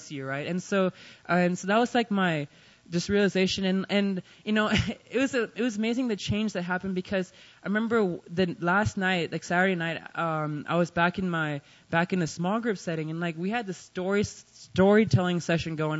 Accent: Texas, United States; moved away as an adult; now in Seoul, South Korea; I'm from Texas, like Brian.

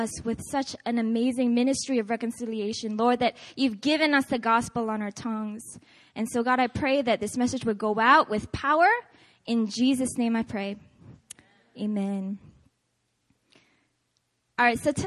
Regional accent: Seattle, Washington, United States; moved away; I'm from originally Seattle, Washington.

